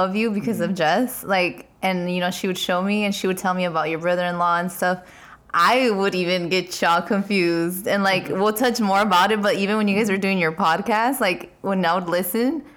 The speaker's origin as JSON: {"language": "English", "region": "Arizona", "country": "United States", "tie": "born or raised there"}